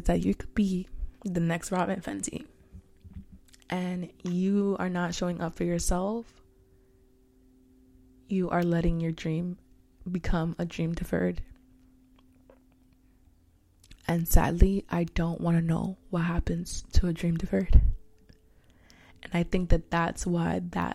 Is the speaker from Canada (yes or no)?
no; New York City, New York, United States; I'm from Harlem, H-Town